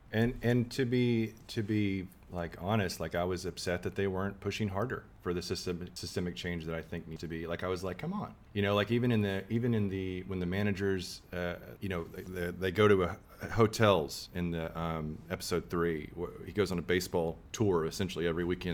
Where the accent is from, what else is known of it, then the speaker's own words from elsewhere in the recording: Texas, United States; we're from Texas